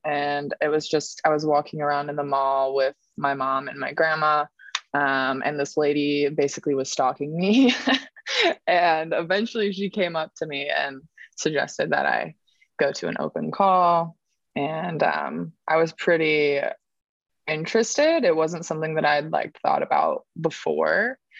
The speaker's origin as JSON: {"language": "English", "town": "Maple Valley", "region": "Washington", "country": "United States", "tie": "born or raised there", "moved": "yes", "said": "I grew up in a pretty small town in Washington State called Maple Valley, and yeah, just very humble upbringing. It's a very normal kid, small town."}